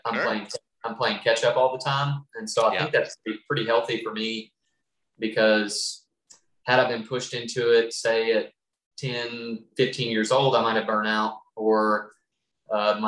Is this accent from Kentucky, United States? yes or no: yes; Western Kentucky, United States; I'm from Western Kentucky. I grew up in a coal mining family